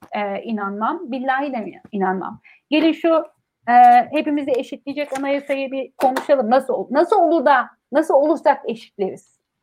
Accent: Ankara, Turkey; benim büyüdüğüm yer biliyor musun Çukuranbay

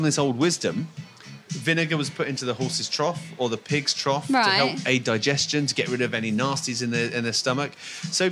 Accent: Essex, East of England, United Kingdom; I'm from Essex, and my family originally from the East End of London

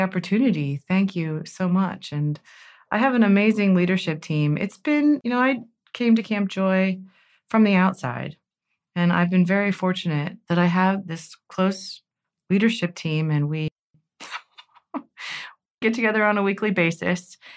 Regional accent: Cincinnati, Ohio, United States; We're both Cincinnati natives, but She's from Coleraine Township, and I'm from Springfield Township

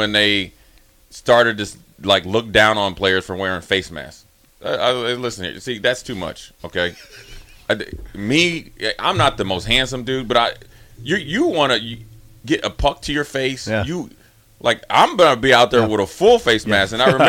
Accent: Minnesota, United States; I'm from Minnesota.

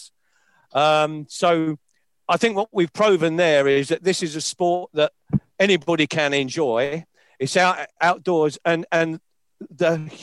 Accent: London, United Kingdom; I'm a Londoner.

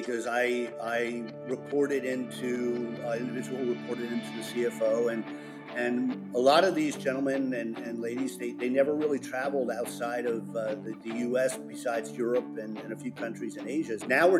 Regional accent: New Jersey, United States; I grew up in North Jersey and went to school in Providence, Rhode Island, and majored in accounting.

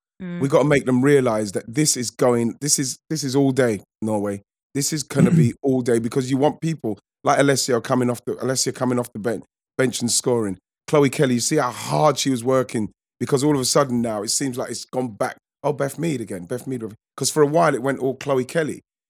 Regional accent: England, United Kingdom; because like, we're English, we should be happy that we're progressing and we're doing well.

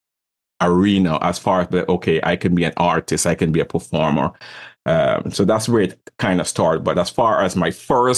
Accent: Guyana; moved away; also born or lived in Brooklyn, New York, United States / Caribbean; I was born in South America, Guyana, the only English-speaking country over there

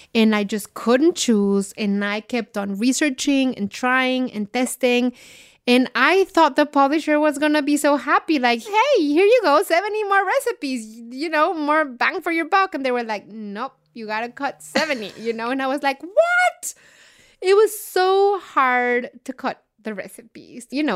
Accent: Mexico City, Mexico; now in United States; I'm from Mexico City

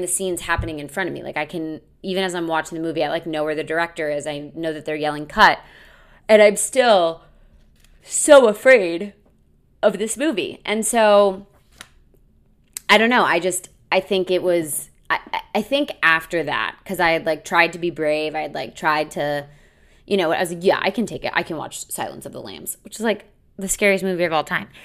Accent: United States; I grew up near Six Flags.

